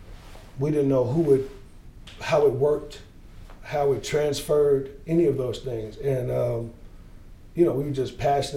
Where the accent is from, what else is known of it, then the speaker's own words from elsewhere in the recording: Gary, Indiana, United States; I came from Gary. I lived in housing projects